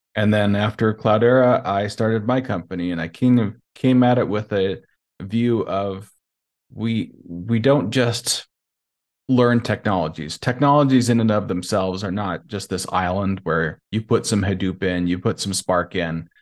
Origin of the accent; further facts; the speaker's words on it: Montana, United States; moved away as an adult; also born or lived in Nevada; now in Lisbon, Portugal; I'm originally from Montana